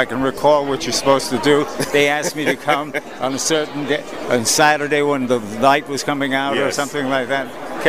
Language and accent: English; New York, United States; moved away; From a kid from Brooklyn.